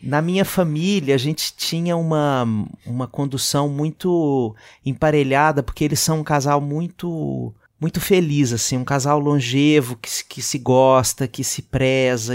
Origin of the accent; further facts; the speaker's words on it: Belo Horizonte, Minas Gerais, Brazil; moved away; eu sou Belo Horizontino, eu sou mineiro